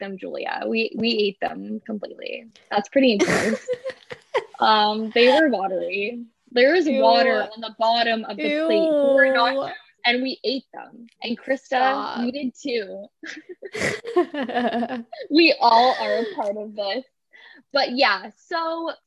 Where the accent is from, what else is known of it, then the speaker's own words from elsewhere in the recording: San Diego, California, United States; we grew up in San Diego